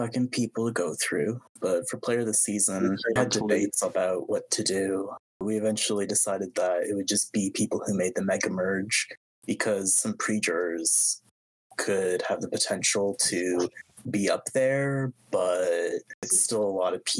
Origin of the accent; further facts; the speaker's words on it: Canada; I'm Canadian